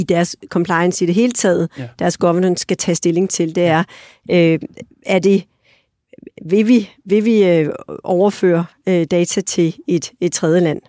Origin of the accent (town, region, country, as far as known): Denmark